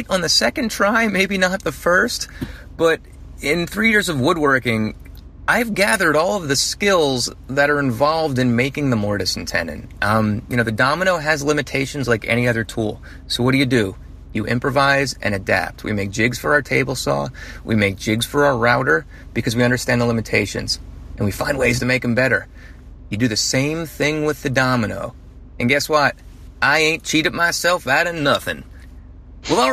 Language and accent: English; New Jersey, United States; now in Atlanta, United States; I'm from Jersey